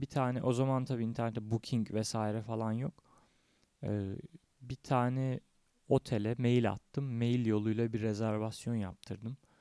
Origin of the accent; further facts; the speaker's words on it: Tekirdağ, Turkey; Tekirdağ'da indim memleketimde